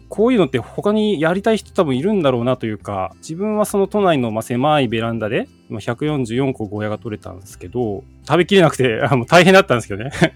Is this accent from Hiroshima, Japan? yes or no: yes; Hiroshima, Japan; 地元の広島市立緑中学校